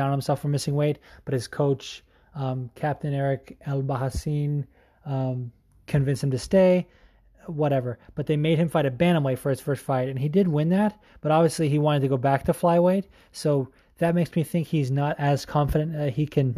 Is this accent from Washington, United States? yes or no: no; New Jersey, United States; I'm from Central Jersey, which exists